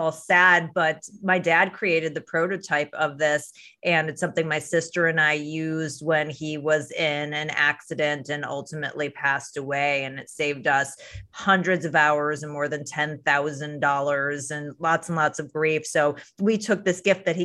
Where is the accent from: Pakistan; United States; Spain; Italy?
United States; Chicago, Illinois; I'm from Chicago